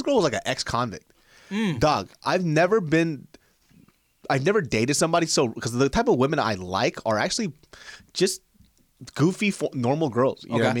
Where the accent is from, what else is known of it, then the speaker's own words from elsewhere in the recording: Kansas, United States; I'm from Kansas.